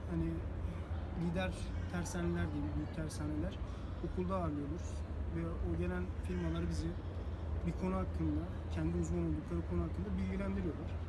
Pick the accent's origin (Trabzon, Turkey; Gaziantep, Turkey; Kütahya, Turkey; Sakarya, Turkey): Trabzon, Turkey; Çaykara; now in Istanbul, Turkey; Trabzon Çaykara'lıyım.